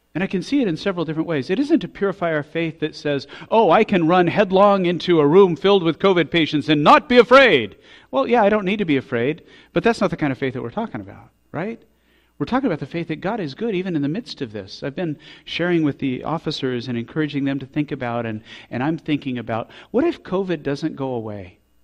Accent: Colorado Springs, Colorado, United States; we grew up in Colorado Springs, and all our life we've said that Colorado Springs is the most beautiful place

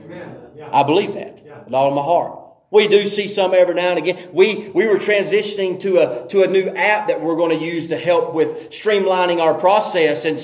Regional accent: the South, United States; And that may be having something to do because we're from the South. We like to talk too much.

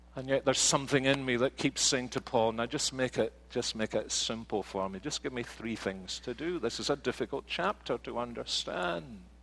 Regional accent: Scotland, United Kingdom; now in United States; But I am a Scotsman

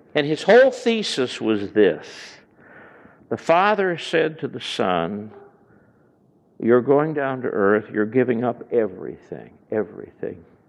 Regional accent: Chicago, Illinois, United States; I come from Chicago area

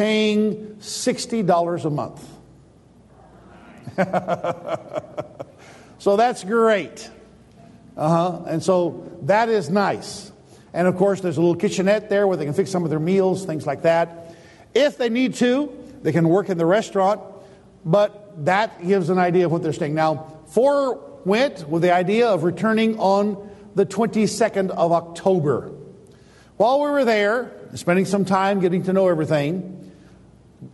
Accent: United States; I, as an American

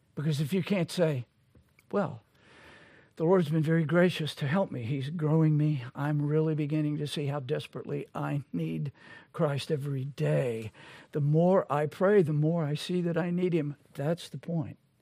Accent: Louisiana, United States; I'm from Louisiana.

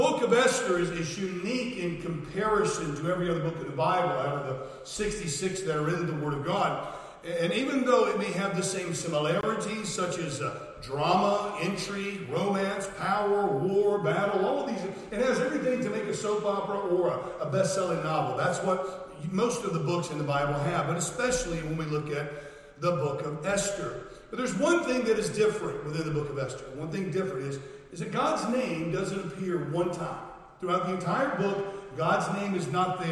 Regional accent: United States; moved away as an adult; now in United Kingdom; I'm American. I'm British as well. I'm a dual citizen now.

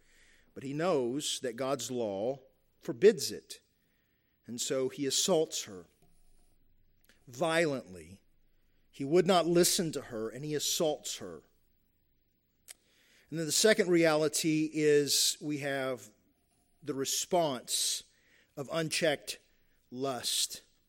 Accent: Kentucky, United States; You have cultures, the cultures that I grew up in Eastern Kentucky and the Appalachia, right, where still a lot of honor, shame going on there, right?

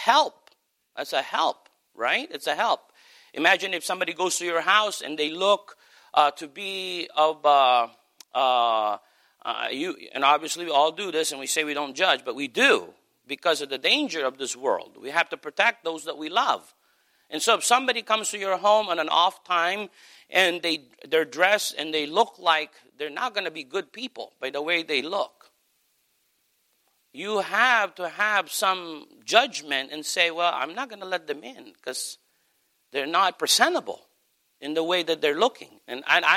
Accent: United States; also born or lived in Philippines; We absolutely come across as Americans

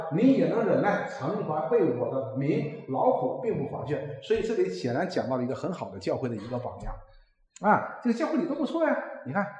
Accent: China; 我们中国人

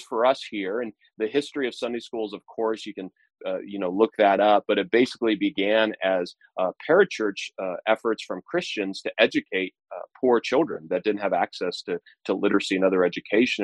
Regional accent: United States; Independence Day marks me as an American. That's who I am

